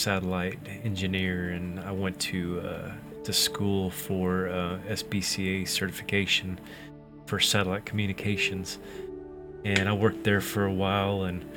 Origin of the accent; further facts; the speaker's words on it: Oklahoma, United States; I'm from Oklahoma